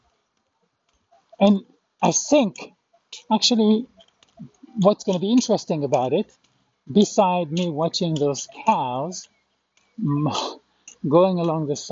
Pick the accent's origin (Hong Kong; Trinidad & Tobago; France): France; moved away as an adult; also born or lived in Kerrville, Texas, United States; I had to go back to France